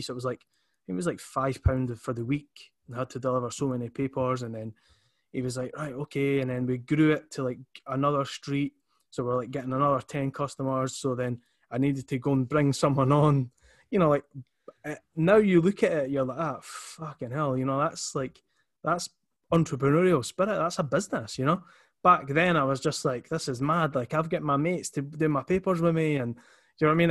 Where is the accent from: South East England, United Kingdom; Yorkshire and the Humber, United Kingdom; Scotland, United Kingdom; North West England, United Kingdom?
Scotland, United Kingdom; Edinburgh; so I'm from Leith. Um, always, you know, will be from Leith